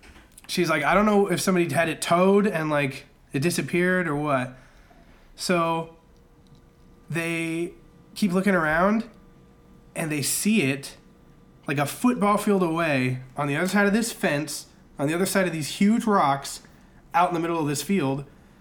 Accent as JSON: {"language": "English", "town": "Reno", "region": "Nevada", "country": "United States", "also_born_or_lived": "Oregon", "said": "While I am from Oregon, I'm also from Nevada."}